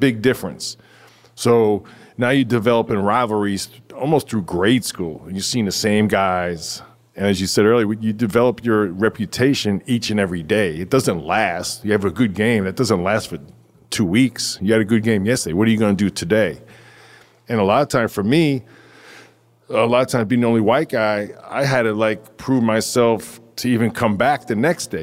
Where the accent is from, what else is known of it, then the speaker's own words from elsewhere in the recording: New York City, New York, United States; I grew up in Flatbush